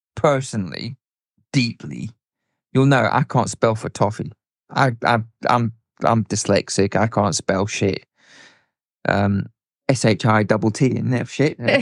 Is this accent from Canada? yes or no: no; South Africa; moved away; I grew up in South Africa, um, as a teenager and a youngster